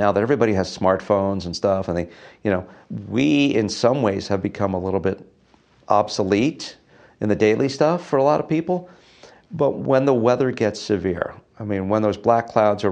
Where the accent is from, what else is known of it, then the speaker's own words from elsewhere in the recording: Setauket, New York, United States; moved away; I grew up on Long Island on the North Shore, a place called Setauket